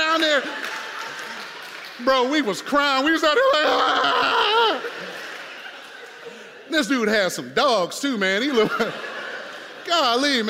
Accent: Detroit, Michigan, United States; moved away; also born or lived in Indiana; I'm from Detroit.

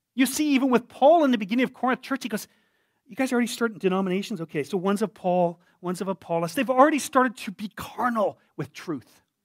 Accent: Canada; me a Canadian

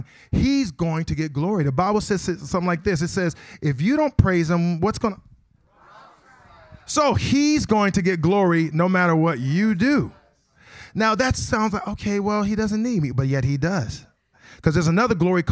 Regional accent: Akron, Ohio, United States; I am from Akron, Ohio

